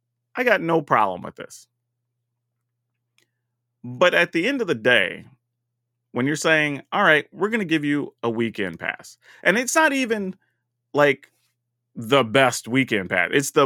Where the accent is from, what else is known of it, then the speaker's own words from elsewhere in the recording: Texas, United States; You know, being formerly Texan, that's fine.